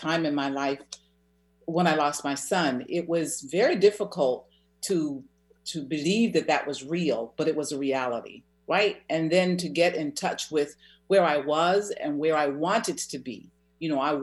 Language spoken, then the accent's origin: English; the South, United States; I'm from the South